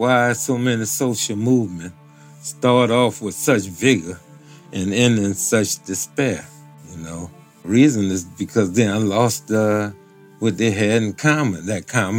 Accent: New Orleans, Louisiana, United States; And I'm from New Orleans, community called Algiers, Louisiana.

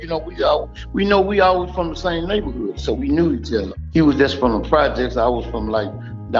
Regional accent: Houston, Texas, United States; We're from the same neighborhood. We're from Third Ward, that's out of Houston, Texas. And it's like it's a poor neighborhood.

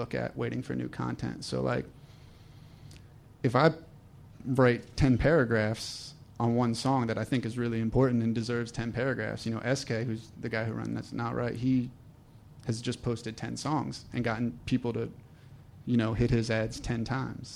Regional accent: New Jersey, United States; moved away; I'm from New Jersey originally

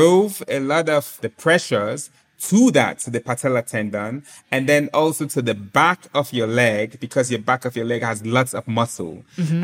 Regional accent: Sierra Leone; I was born and raised in Sierra Leone, a small and very beautiful country in West Africa

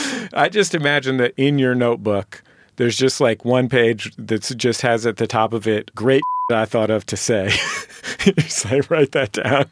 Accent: Bay Area, California, United States; I'm from the Bay Area

